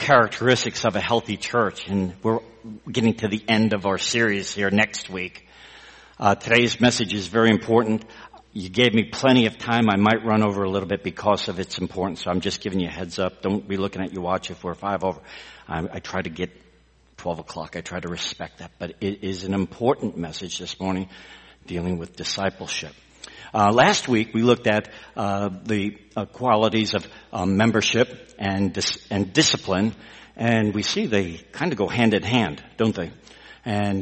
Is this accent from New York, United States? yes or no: no; Texas, United States; We're from Texas